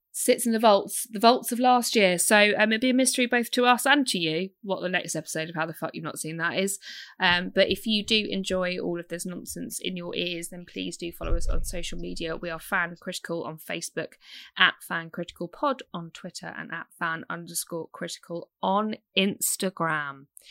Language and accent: English; United Kingdom; I'm British.